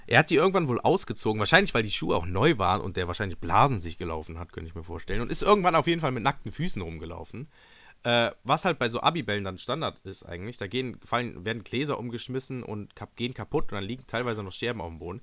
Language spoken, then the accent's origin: German; Germany; Deutschland, mein Heimatland, wo ich herkomme und geboren wurde